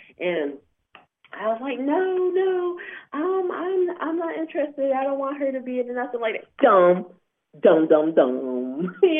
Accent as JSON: {"language": "English", "town": "Syracuse", "region": "New York", "country": "United States", "moved": "yes", "said": "I'm from Syracuse, New York, originally."}